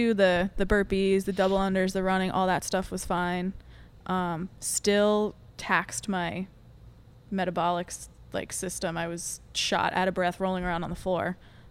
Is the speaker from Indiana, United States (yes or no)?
no; Long Island, New York, United States; accent: Long Island; I know. I lost my accent. I got made fun of my freshman year of college, and then I guess it never came back.